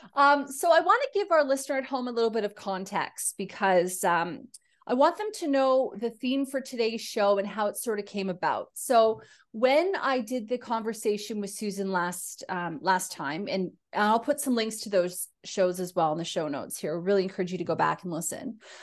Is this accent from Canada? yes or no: yes; Canada; now in Australia; being Canadian in Australia